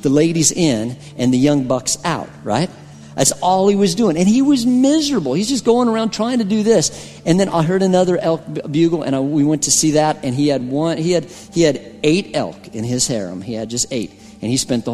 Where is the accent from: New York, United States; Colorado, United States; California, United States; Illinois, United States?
Colorado, United States; I'm from Colorado